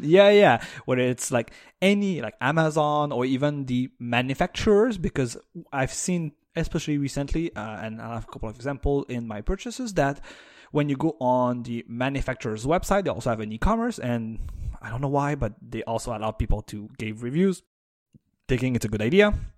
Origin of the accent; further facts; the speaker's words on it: Canada; as a Canadian